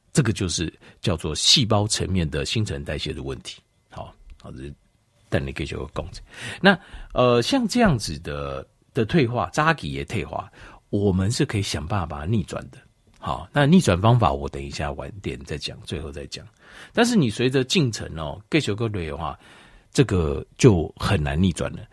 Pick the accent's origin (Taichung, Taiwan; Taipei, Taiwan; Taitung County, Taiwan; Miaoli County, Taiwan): Taipei, Taiwan; 我几个月在台北， 我是在台北长大